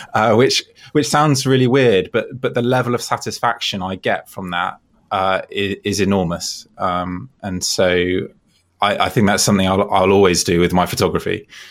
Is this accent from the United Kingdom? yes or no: yes; Devon, South West England, United Kingdom; moved away; I'm actually from Devon in the southwest of England originally